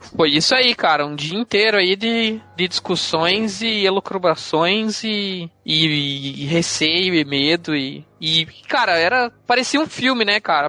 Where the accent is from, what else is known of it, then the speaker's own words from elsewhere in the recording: Paraná, Brazil; somos do Sul